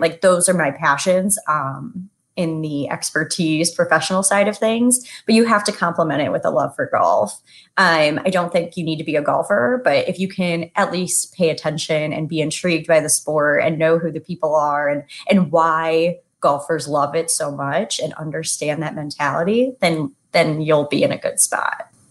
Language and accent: English; Toledo, Ohio, United States; also born or lived in Indiana; I grew up playing in Toledo, Ohio